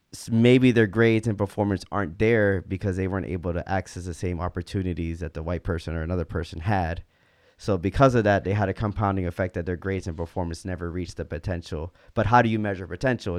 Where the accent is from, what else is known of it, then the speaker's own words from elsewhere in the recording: United States; all three of us were, um, growing up in American culture